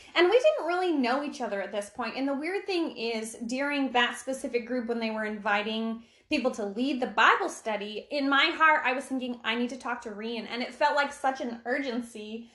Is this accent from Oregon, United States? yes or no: yes; Silver Lake, Oregon, United States; I grew up in Silver Lake, Oregon